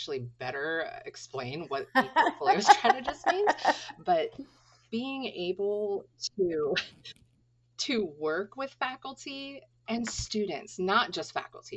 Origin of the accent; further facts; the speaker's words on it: Clam Gulch, Alaska, United States; also born or lived in Anchorage, Alaska; growing up in Clam Gulch and then transitioning to Anchorage